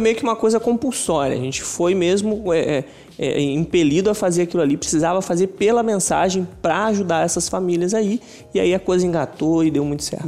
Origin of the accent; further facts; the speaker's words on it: São Pedro da Aldeia, Rio de Janeiro, Brazil; A gente é de São Pedro da Aldeia, estado do Rio de Janeiro, interior do Rio